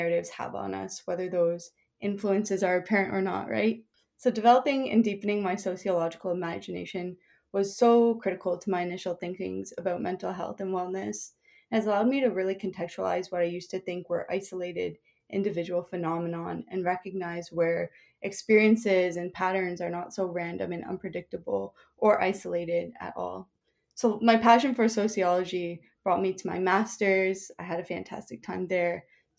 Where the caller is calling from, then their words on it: Toronto, Ontario, Canada; So I'm speaking from Toronto, Ontario